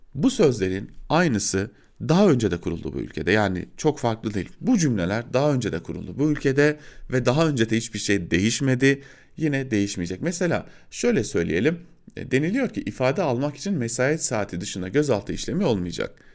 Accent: Diyarbakır, Diyarbakır Province, Turkey; moved away as an adult; ben de Diyarbakırlıyım. Orada doğdum, orada büyüdüm

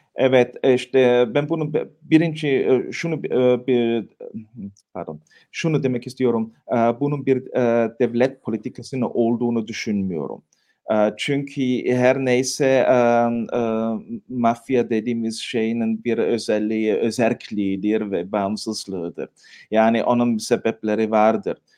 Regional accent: Tyrol, Austria; ben de Tiroluyum.

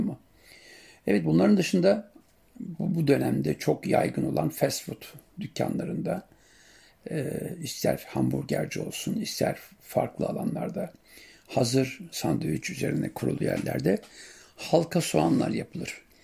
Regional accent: Siirt Province, Turkey; bizim yörede Siirt'te sumak suyuyla yaparız

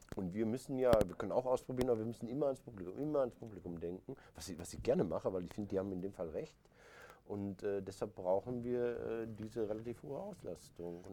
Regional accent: Recklinghausen, North Rhine-Westphalia, Germany; bei uns in Recklinghausen

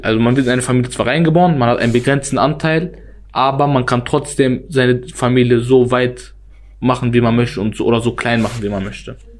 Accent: Germany; ich komme aus Wellheim.

